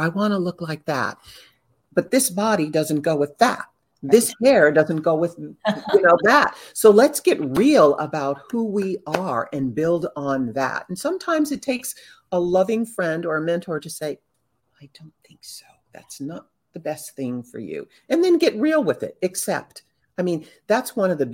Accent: Southern California, United States; I grew up in Southern California around artistic entertainment people

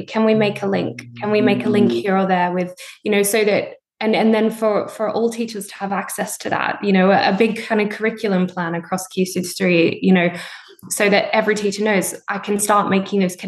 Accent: Australia; moved away as an adult; now in United Kingdom; I grew up in Australia. I did all my A-levels equivalent there

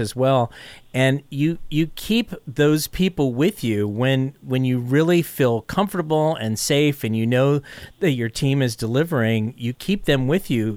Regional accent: Foster City, California, United States; also born or lived in San Francisco; I grew up in Foster City on the peninsula

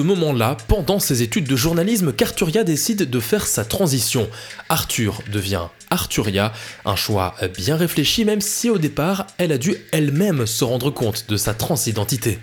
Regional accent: Belgium; chez nous en Belgique

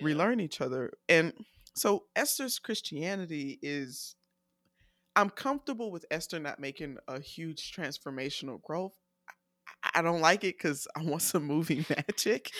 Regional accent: United States; I'm so American

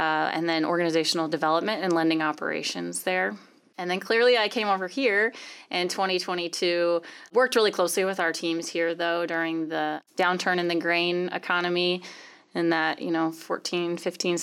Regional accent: Champaign, Illinois, United States; moved away as an adult; also born or lived in Chicago suburbs, Illinois; now in Omaha, United States; I grew up in Champaign, Illinois.

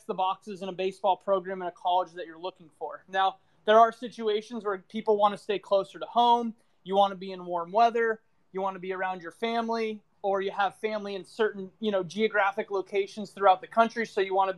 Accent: California, United States; also born or lived in New Mexico / Texas / St. Louis, Missouri / Kansas; now in Southern California, United States; I'm from Northern California. I currently live in Southern California, but before that, I've lived in New Mexico. I've lived in Texas. I lived in St. Louis, Missouri. I briefly lived in Kansas.

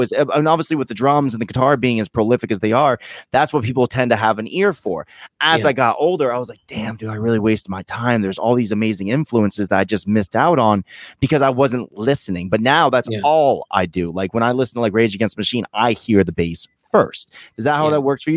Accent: Vermont, United States; I'm like Vermont

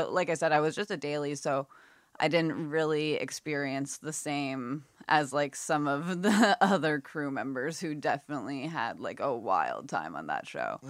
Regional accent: Halifax, Nova Scotia, Canada; And I grew up like right around the Hydra Stone too.

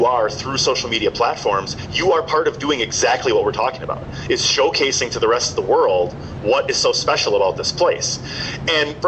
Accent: Slinger, Wisconsin, United States; moved away as an adult; now in Northeast Wisconsin, United States; I grew up in Slinger about an hour south of here

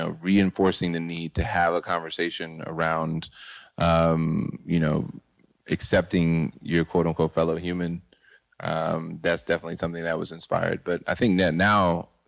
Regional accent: Boyds, Maryland, United States; moved away; also born or lived in New York; I'm originally from Boyds, Maryland, which is a very small town in Maryland. And it inspired me to move to New York

